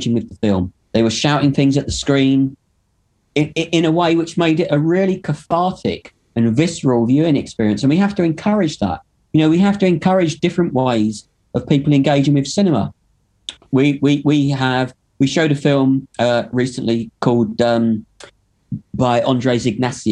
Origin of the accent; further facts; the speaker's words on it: London, United Kingdom; now in Manchester, United Kingdom; I grew up in London in the late 70s and 80s